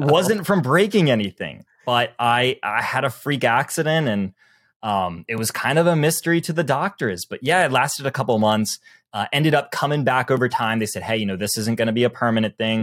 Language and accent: English; the South, United States; I'm from the South